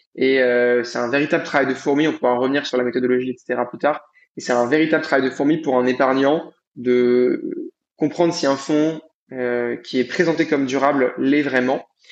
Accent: Paris region, Île-de-France, France; also born or lived in Lausanne, Switzerland; je suis d'origine de région parisienne, je suis franco-libanais. j'ai grandi en France

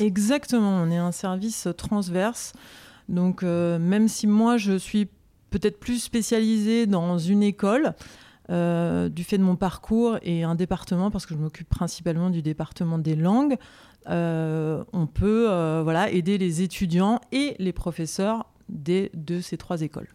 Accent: Paris, Île-de-France, France; je suis originaire de Paris

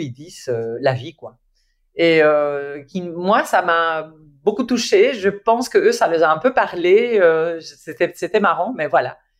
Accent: Spain; French is a second language; moved away; je suis espagnole

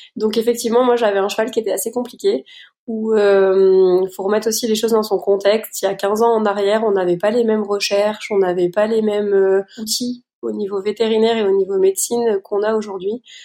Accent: Luxembourg; moved away as an adult; now in Meuse, France; je viens je viens du Luxembourg

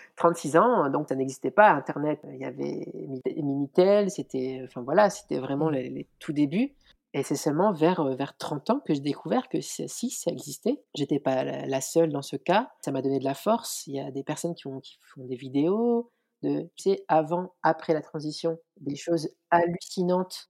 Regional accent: France; je suis née en France et mes parents sont originaires d'Algérie.

